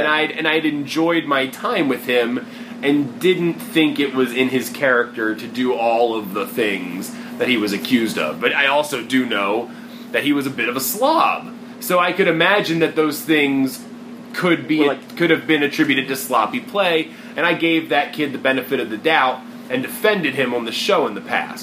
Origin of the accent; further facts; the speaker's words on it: near Baltimore, Maryland, United States; moved away; to be down here in DC, you know, close to Baltimore, close to my hometown, but not necessarily there